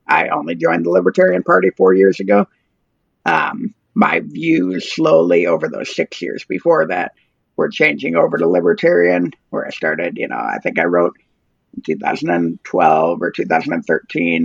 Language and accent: English; Ann Arbor, Michigan, United States; now in Oklahoma, United States; I grew up in Ann Arbor, Michigan, which is a very Democratic city